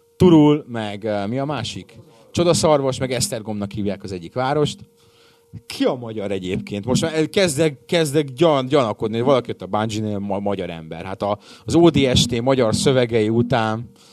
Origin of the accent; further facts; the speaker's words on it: Hungary; Magyar paraszt vagyok